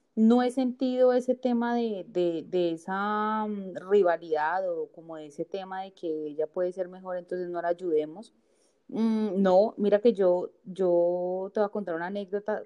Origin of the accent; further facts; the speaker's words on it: Bogotá, Colombia; moved away as an adult; now in Villavicencio, Colombia; yo nací en Bogotá y me vine a vivir acá a Villavicencio hace más o menos como unos 12 años